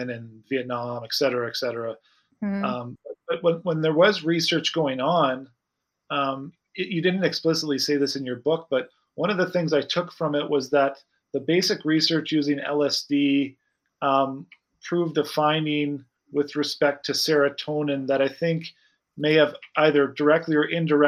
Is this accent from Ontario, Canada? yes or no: no; Saskatoon, Saskatchewan, Canada; my hometown of Saskatoon, Saskatchewan.